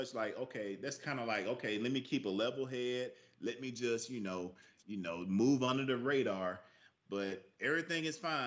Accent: the South, United States; born and raised in the South

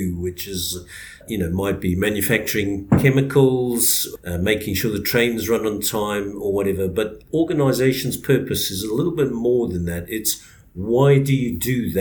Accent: Zimbabwe; also born or lived in South Africa; now in United Kingdom; born and bred in Zimbabwe, spent 10 years in South Africa and then moved over to the UK.

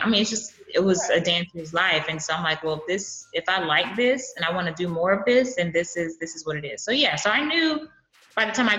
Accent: Brooklyn, New York, United States; also born or lived in California; born and raised, born, raised on both coasts, Brooklyn and California. Okay. So I didn't come to Texas until college.

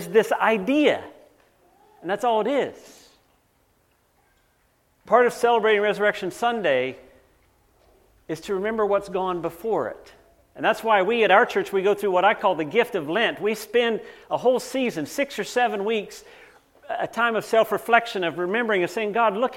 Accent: North Carolina, United States; now in Canada; I grew up in North Carolina.

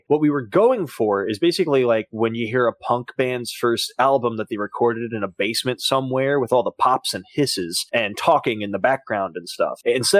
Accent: Concord, North Carolina, United States; And then I went back to my hometown of Concord, North Carolina, and applied for as many credit cards as I could get.

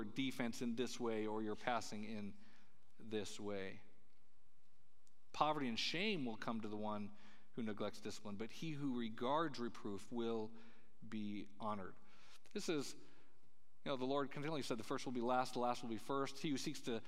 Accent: Colorado, United States; Where I grew up in Colorado, there's, these mountain passes

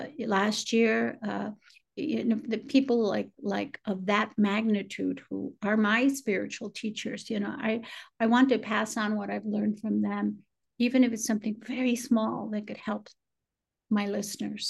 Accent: Chicago, Illinois, United States; moved away; also born or lived in San Antonio, Texas; I grew up in Chicago.

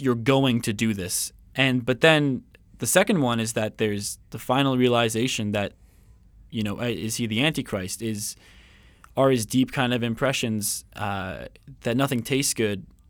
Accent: Coquitlam, British Columbia, Canada; I'm from Vancouver, um, Coquitlam actually

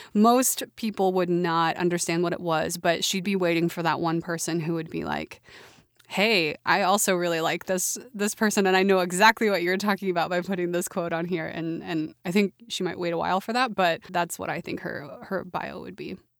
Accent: Oklahoma City, Oklahoma, United States; moved away as an adult; I grew up in Oklahoma City, or a suburb, rather, of Oklahoma City.

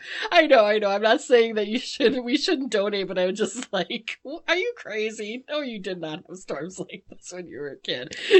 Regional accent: United States; as an American

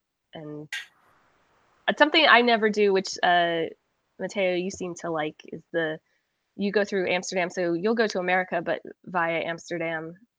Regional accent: Scotland, United Kingdom; the same tourist sites that you and I came all the way from Scotland to see

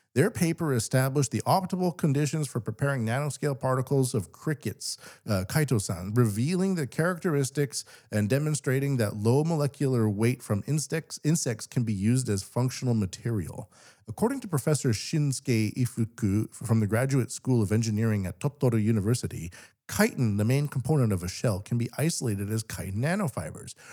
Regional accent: Canada; now in Japan; I'm Canadian

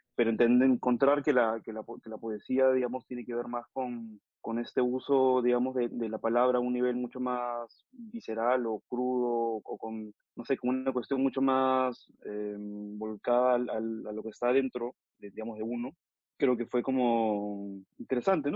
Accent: Lima, Peru; also born or lived in Mexico; Yo nací en México, pero toda mi vida la he transcurrido en, en Perú, en Lima

